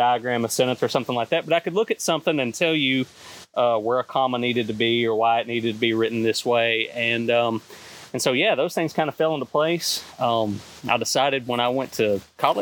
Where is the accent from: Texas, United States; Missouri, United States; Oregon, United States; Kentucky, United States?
Kentucky, United States; Dawson Springs; I'm from Western Kentucky originally. Grew up outside of Dawson Springs, Kentucky